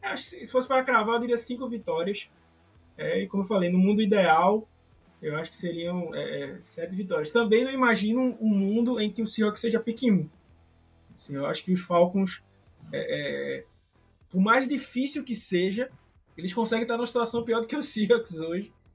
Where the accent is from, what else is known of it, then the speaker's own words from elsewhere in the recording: Recife, Pernambuco, Brazil; Se vocês perceberam aí meu sotaque, eu não sou do, do sul, né? Sou, sou aqui de, de, de Recife.